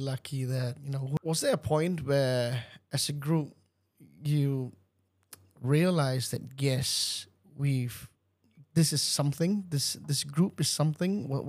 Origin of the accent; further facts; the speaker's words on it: Singapore; as a Singaporean